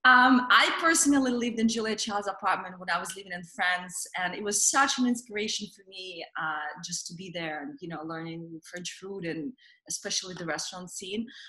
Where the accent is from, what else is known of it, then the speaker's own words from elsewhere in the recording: Russia; moved away; growing up in Russia